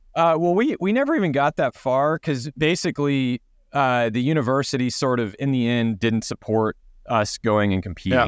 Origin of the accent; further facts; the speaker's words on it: Texas, United States; I grew up in Texas, so we grew up on a large property